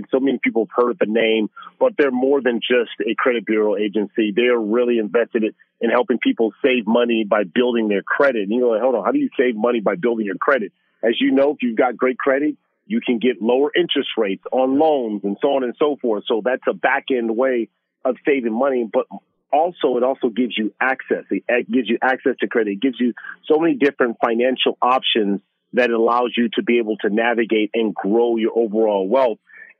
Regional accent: Los Angeles, California, United States; for me growing up in South Central Los Angeles, Super Bowl here in LA, just down the street from where I grew up

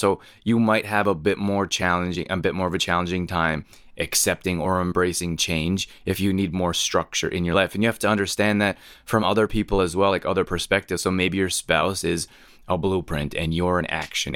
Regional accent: Canada; moved away as an adult; also born or lived in Northern California; I grew up in Canada

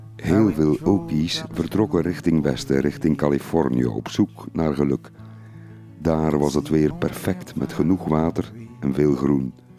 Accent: Flanders, Belgium; Ik herinner me uit mijn jonge jaren de Melkbrigade in Vlaanderen

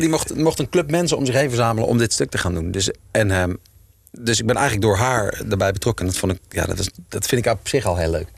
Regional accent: Utrecht, Netherlands; Ik kom uit Utrecht

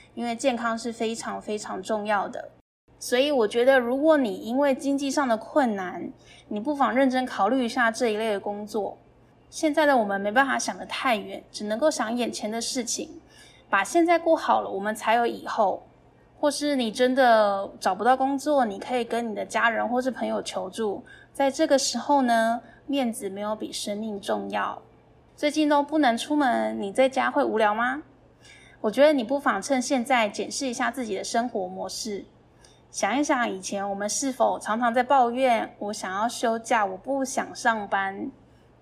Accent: northern Taiwan, Taiwan; 我是北部人，所以我小的时候其实没有吃过南部粽

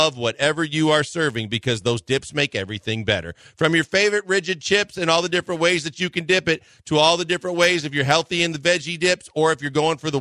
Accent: Midwest, United States; moved away; I was growing up in the Midwest

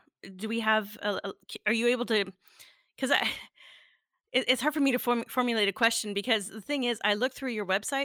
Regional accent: Northern Ontario, Canada; I'm originally from Northern Ontario

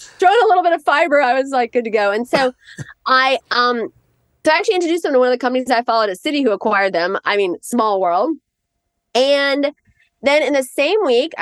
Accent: Indiana, United States; now in New York, United States; I grew up in Indiana.

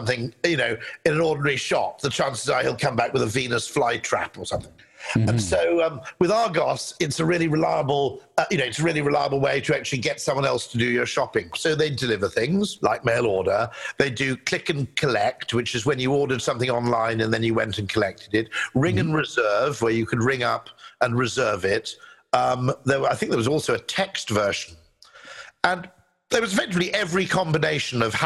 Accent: United Kingdom; as a Brit

